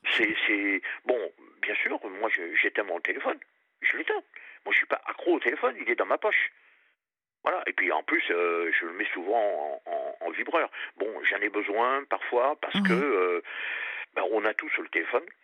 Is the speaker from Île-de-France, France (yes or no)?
no; Périgord, Nouvelle-Aquitaine, France; moved away; je suis parti dans ma région d'origine, Périgord